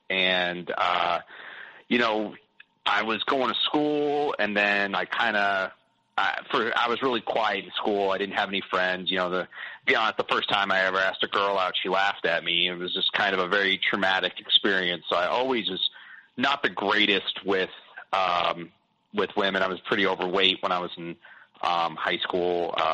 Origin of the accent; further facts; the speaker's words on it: Boston, Massachusetts, United States; born there; also born or lived in South; I moved a lot when I was younger. Kind of typical, you know, I was born in Boston. Then I moved south when my parents got divorced. And I kind of stayed south.